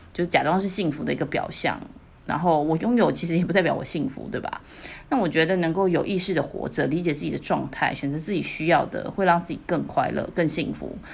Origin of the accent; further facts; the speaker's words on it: Taiwan; 我们台湾人可能知道